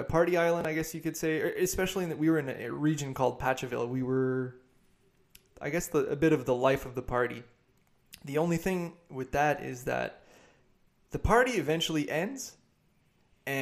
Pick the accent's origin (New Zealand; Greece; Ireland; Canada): Canada; east coast of Canada; I'm from the east coast of Canada